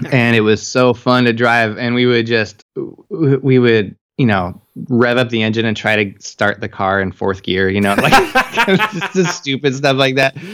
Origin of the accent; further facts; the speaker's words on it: Longview, Washington, United States; growing up around Longview